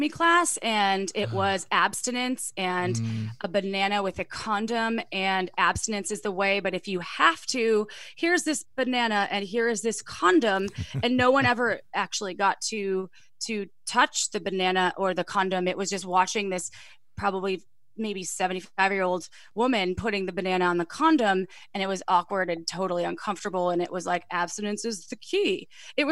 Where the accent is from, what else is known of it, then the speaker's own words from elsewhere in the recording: Wisconsin, United States; I'm from Wisconsin, conservative family. No one talked about sex.